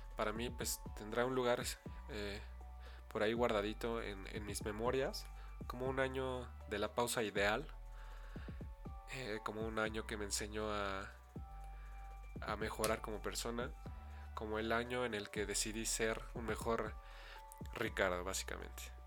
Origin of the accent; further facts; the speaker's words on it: State of Mexico, Mexico; Soy originario del Estado de México